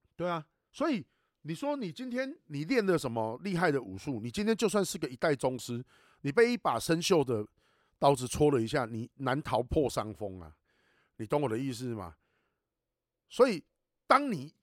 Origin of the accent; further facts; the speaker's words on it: Taiwan; 我们台湾话在讲说